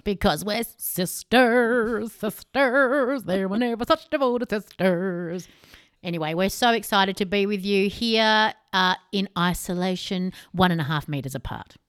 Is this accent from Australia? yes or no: yes; Australia; We're Australian.